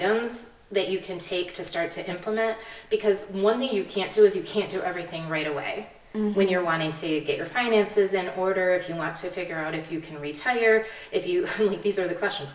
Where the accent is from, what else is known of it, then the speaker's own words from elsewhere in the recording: United States; as Americans